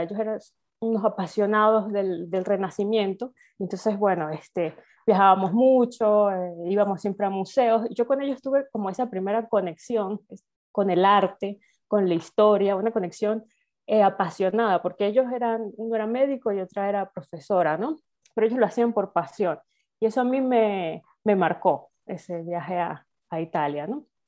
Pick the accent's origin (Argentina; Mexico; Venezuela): Venezuela; moved away as an adult; also born or lived in Spain; now in Salamanca, Spain; soy venezolana, en Venezuela hice mi carrera de historia y luego emigré a España